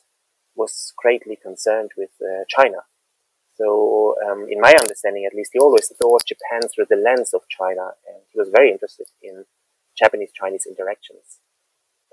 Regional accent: Mainz, Rhineland-Palatinate, Germany; moved away as an adult; I spent the first about 24 years of my life living in and near Mainz, a city at the Rhine River in Western Germany, not too far from Frankfurt

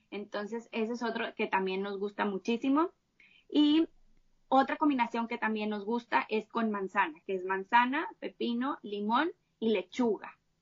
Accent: Monterrey, Nuevo León, Mexico; Yo soy de Monterrey, de acá de México

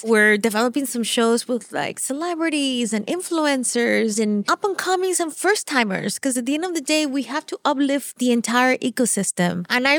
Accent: Venezuela; first language Spanish; English is a second language; moved away; I'm from Venezuela. So I grew up speaking Spanish

